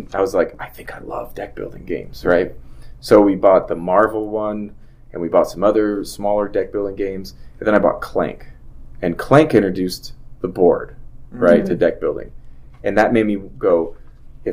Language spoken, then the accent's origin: English; California, United States; moved away as an adult; also born or lived in Salt Lake City, Utah; I moved to Salt Lake. I'm originally from California